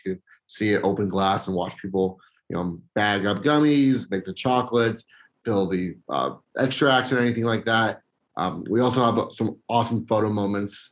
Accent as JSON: {"language": "English", "town": "Las Vegas", "region": "Nevada", "country": "United States", "tie": "born or raised there", "said": "growing up in Vegas is, is spectacular."}